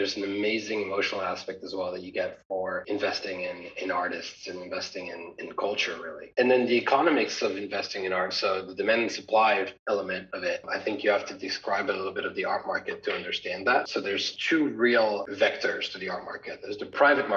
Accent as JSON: {"language": "English", "town": "Paris", "region": "Île-de-France", "country": "France", "tie": "born or raised there", "also_born_or_lived": "United States", "moved": "as an adult", "lives_now": "London, United Kingdom", "said": "I was born and raised in Paris"}